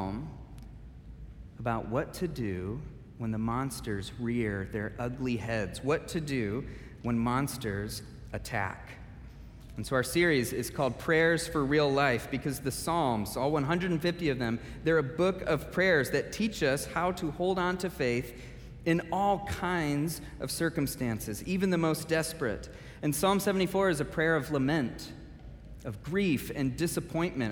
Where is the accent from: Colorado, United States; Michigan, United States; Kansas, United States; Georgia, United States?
Michigan, United States; now in Wheaton, United States; I grew up in Michigan